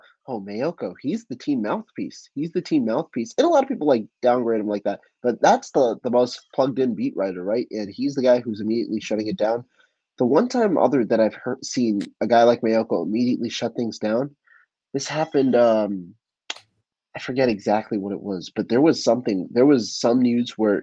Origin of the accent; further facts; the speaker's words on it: Bay Area, California, United States; I'm from the Bay Area